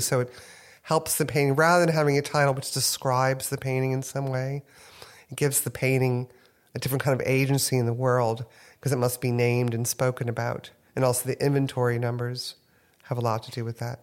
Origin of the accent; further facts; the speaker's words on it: New Orleans, Louisiana, United States; also born or lived in Houston, Texas; now in New York, United States; I grew up in New Orleans